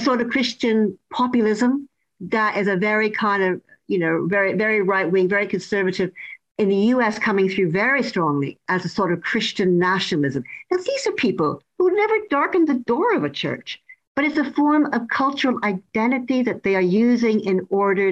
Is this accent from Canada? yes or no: yes; Canada; now in United Kingdom; I'm originally from Canada